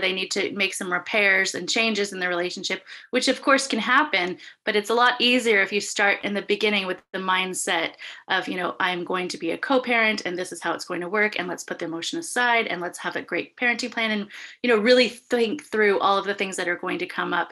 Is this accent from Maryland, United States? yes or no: no; Santa Monica, California, United States; now in Humboldt County, United States; I'm originally from Santa Monica